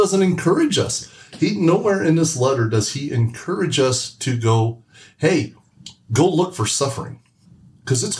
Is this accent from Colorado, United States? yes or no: no; Indiana, United States; we're from Indiana